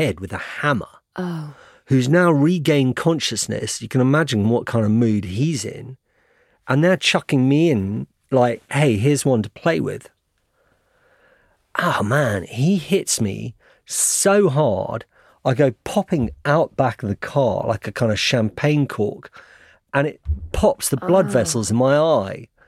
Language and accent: English; United Kingdom; I'm British journalist